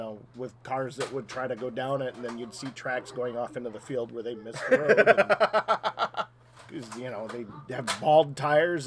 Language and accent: English; Cooperstown, New York, United States; moved away as an adult; now in Whiteville, United States; I grew up in Cooperstown